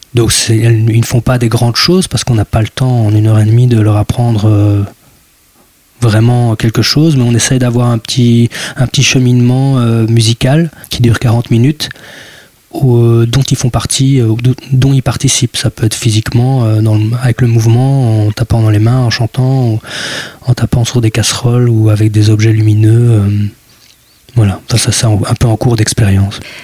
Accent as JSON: {"language": "French", "area": "the Ardennes", "region": "Wallonia", "country": "Belgium", "moved": "yes", "lives_now": "Brussels, Belgium"}